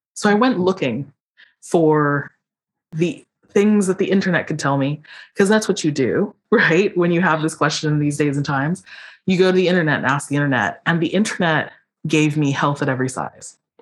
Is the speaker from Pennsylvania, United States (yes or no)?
yes; Philadelphia, Pennsylvania, United States; I was born in Philadelphia